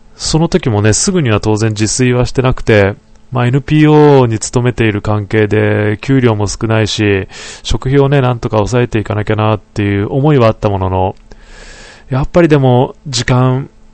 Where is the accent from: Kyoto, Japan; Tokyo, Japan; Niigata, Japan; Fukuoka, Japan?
Niigata, Japan; now in Tokorozawa, Japan; 地元の、あの、ふるさとの新潟